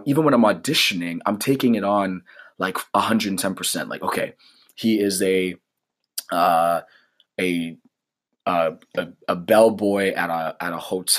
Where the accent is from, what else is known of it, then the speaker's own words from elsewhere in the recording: Canada; as a Canadian